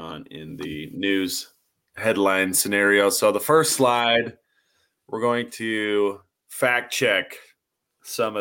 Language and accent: English; Mesa, Arizona, United States; That is my hometown.